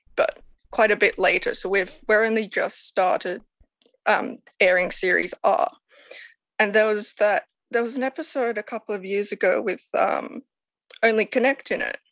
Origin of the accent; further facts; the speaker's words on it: Sydney, New South Wales, Australia; I am from Sydney, Australia